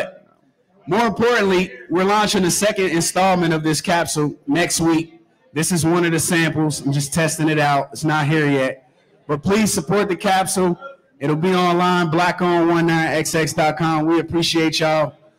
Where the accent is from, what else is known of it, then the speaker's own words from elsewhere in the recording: Cincinnati, Ohio, United States; we are a Cincinnati-based brand. I grew up in the West End.